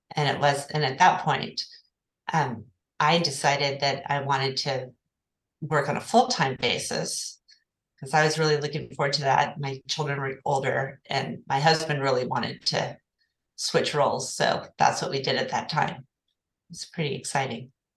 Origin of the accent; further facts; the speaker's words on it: Oklahoma City, Oklahoma, United States; moved away as an adult; now in Santa Barbara, United States; I'm originally from Oklahoma City